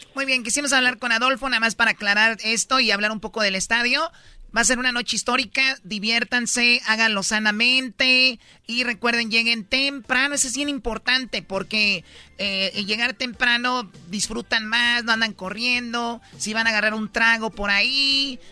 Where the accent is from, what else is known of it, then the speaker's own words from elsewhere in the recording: Jalisco, Mexico; yo soy de Jalisco